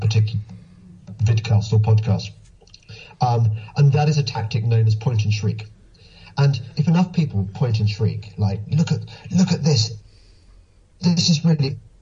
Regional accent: England, United Kingdom; I'm English

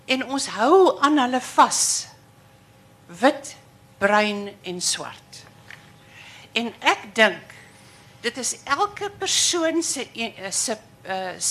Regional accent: United States; Afrikaans is a second language; now in Stellenbosch, South Africa; ek is 'n Amerikaner en ek bly nou hierso.

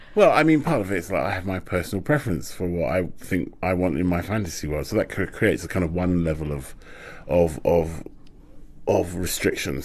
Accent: London, United Kingdom; I'm a Londoner. That's that's my relationship with London

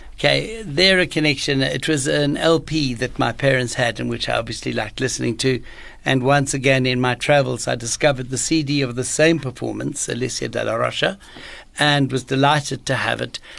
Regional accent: Johannesburg, Gauteng, South Africa; I grew up in Johannesburg

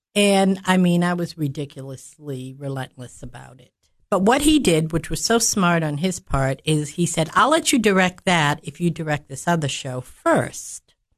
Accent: Massachusetts, United States; moved away as an adult; also born or lived in Cookeville, Tennessee; now in Baxter, United States; I was born and raised in Massachusetts

